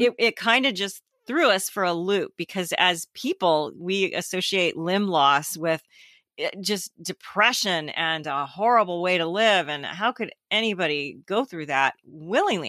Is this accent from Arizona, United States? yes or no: no; Southern California, United States; I grew up in Southern California